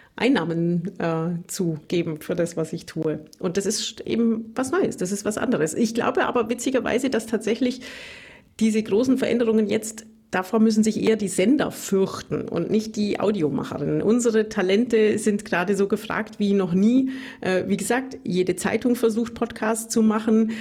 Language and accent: German; Bavarian Swabia, Germany; accent: Bavarian Swabian, rolled R; moved away as an adult; now in Tübingen, Germany; ich komme aus Bayerisch-Schwaben, wie man am rollenden R vielleicht hört